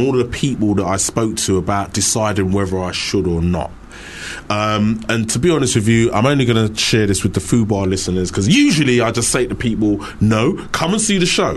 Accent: London, United Kingdom; I'm from East London, mate

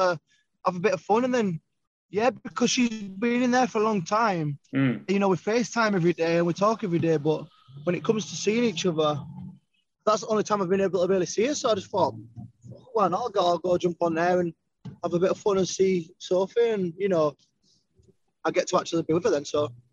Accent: Leeds, Yorkshire and the Humber, United Kingdom; I'm from Leeds

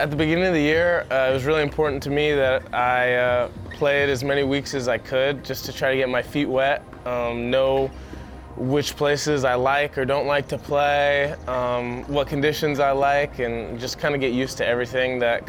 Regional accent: Atlanta, Georgia, United States; I was born in Atlanta, Georgia.

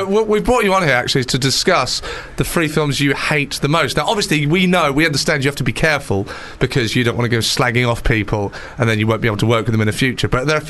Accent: England, United Kingdom

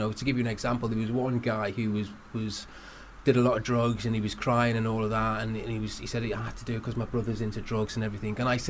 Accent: Liverpool, North West England, United Kingdom; I grew up in Liverpool 8. It was a very tough neighbourhood.

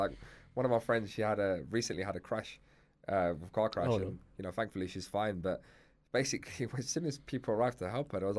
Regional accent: Cyprus; now in United Kingdom; like my family, for example, we come from Cyprus.

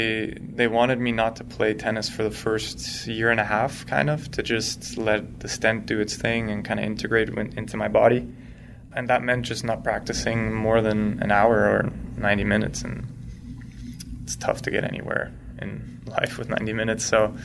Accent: Switzerland; So I grew up in Switzerland. I started off completely Swiss. My mom's American.

